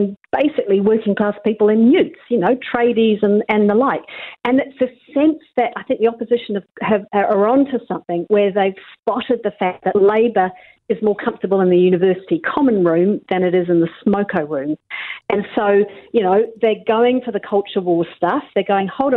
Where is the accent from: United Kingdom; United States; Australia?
United Kingdom; England; now in New Zealand; grew up in England